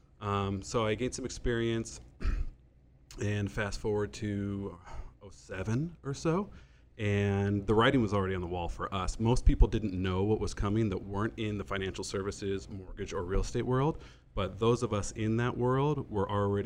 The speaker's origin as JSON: {"language": "English", "town": "Hermosa Beach", "region": "California", "country": "United States", "tie": "born or raised there", "moved": "as an adult", "lives_now": "San Diego, United States", "said": "I born and raised in Hermosa Beach, California."}